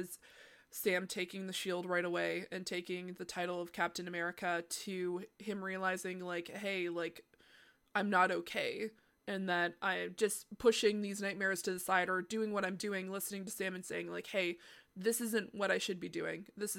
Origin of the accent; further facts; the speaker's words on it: Canada; Well, as the Canadian here.